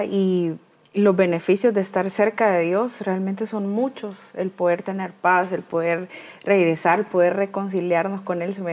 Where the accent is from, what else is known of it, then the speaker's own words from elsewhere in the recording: Tegucigalpa, Francisco Morazán, Honduras; moved away; yo viví con ella mucho tiempo porque nosotros somos de Tegucigalpa, pero nos tocó mudarnos.